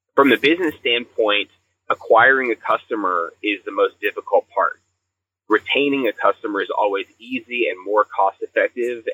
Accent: the South, United States; we grew up in the South

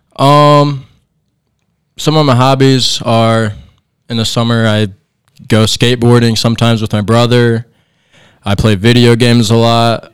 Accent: Angola, Indiana, United States; a small town in Indiana. Uh, grew up here my whole life

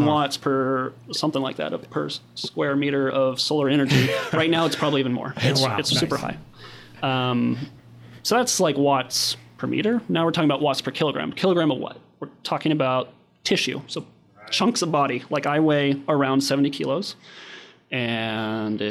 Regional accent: Kansas, United States

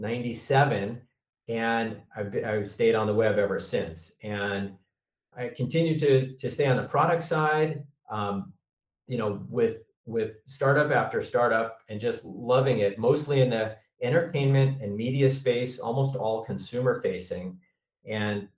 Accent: New York, United States; I grew up in New York

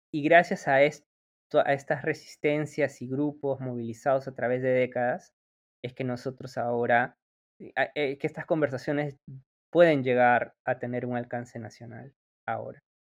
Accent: Peru; nuestro país

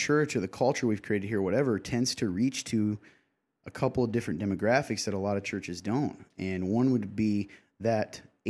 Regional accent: Nappanee, Indiana, United States; particularly in my hometown. I'm from the Napanee area.

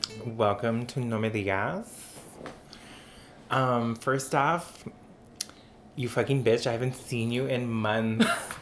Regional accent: Texas, United States; now in Minnesota, United States; We're both gay and Mexican and from Texas

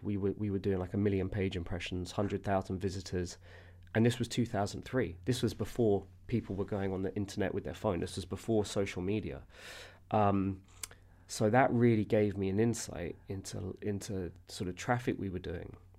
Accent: London, United Kingdom; I'm from Southwest London

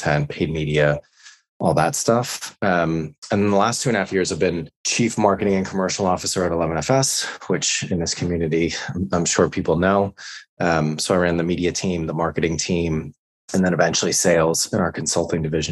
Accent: United States; moved away as an adult; also born or lived in New York / San Francisco; now in London, United Kingdom; I'm American, but I've been living in London for the last 6 years.

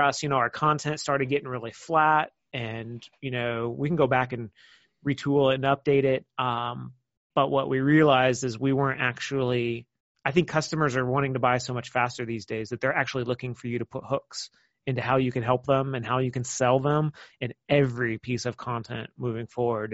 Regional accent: Kansas City, United States; moved away; I'm originally from Kansas City

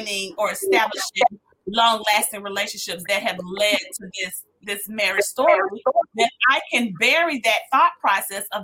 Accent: Decatur, United States; I'm from Decatur

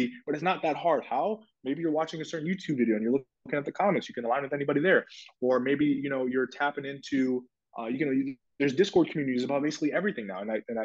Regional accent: Minnesota, United States; moved away as an adult; also born or lived in Ohio; I went to school in Ohio. I grew up in Minnesota

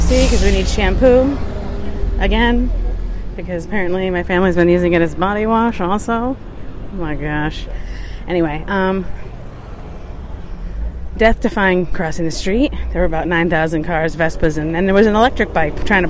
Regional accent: Michigan, United States

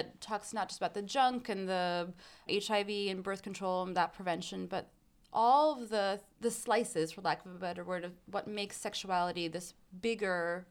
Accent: New York City, New York, United States; I grew up in an Afghan community in Flushing in Queens

